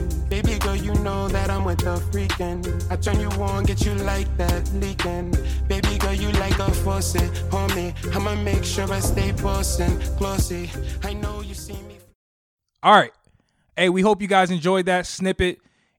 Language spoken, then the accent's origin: English; United States; I was born in America, sir.